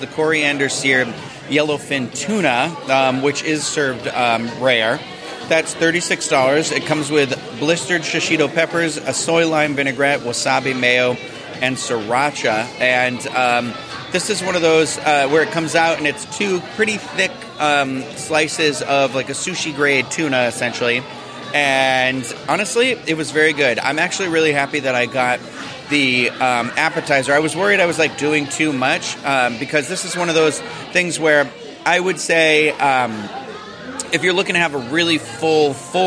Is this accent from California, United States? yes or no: no; Cape Cod, New England, Massachusetts, United States; I am from New England, specifically from like a Cape Cod area